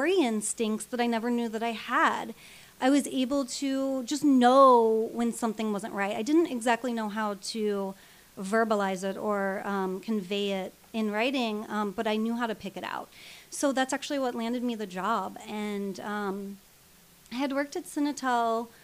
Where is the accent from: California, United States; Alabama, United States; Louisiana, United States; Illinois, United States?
Illinois, United States; moved away; I come from the Midwest. I come from a small town in Illinois